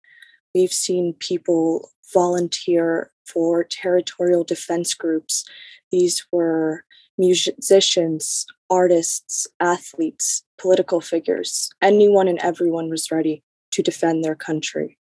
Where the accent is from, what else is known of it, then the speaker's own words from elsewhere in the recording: Lviv, Lviv Oblast, Ukraine; moved away; I am from Lviv, Ukraine, which is a city in western Ukraine.